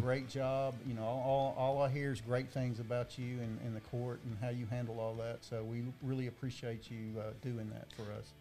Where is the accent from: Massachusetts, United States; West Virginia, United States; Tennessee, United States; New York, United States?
Tennessee, United States; Dickson County; I'm from Dixon County